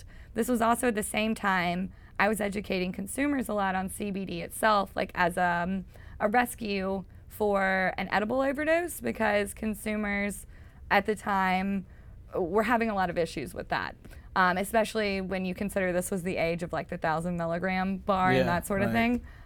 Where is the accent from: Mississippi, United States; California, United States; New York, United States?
Mississippi, United States; accent: Mississippi; moved away; growing up in Mississippi